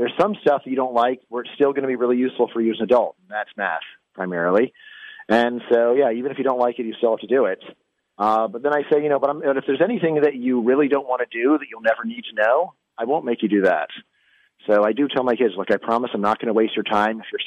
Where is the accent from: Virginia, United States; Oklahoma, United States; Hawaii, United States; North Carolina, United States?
Virginia, United States; in my home state of Virginia